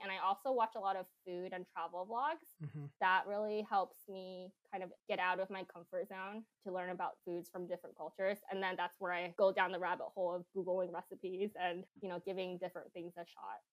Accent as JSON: {"language": "English", "town": "San Jose", "region": "California", "country": "United States", "moved": "yes", "lives_now": "Seattle, United States", "said": "I'm from the Bay Area, mm-hmm. San Jose to be more specific."}